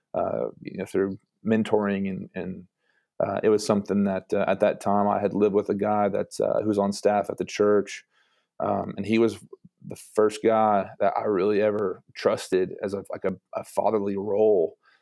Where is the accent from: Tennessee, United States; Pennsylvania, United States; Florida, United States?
Tennessee, United States; Brentwood; moved away as an adult; also born or lived in Mexico; now in Chattanooga, United States; I'm from Brentwood, so a Brentwood kid